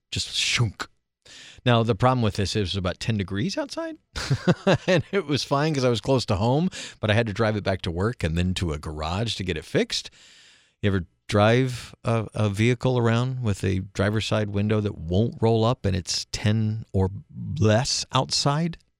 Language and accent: English; East Coast, United States; moved away as an adult; also born or lived in Central time zone, United States; now in Alaska, United States; born and raised in the East Coast and East time zone, and other than a few years in Central haven't really lived in other time zones